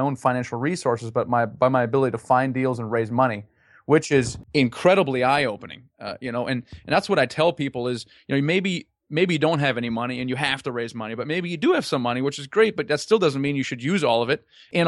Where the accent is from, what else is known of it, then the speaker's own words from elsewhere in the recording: Germany; also born or lived in United States; Yeah, I'm originally from Germany, actually.